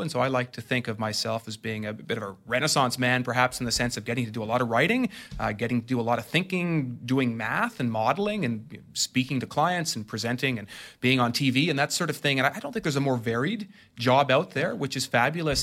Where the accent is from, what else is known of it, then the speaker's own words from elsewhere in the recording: Ottawa, Ontario, Canada; I'm from Ottawa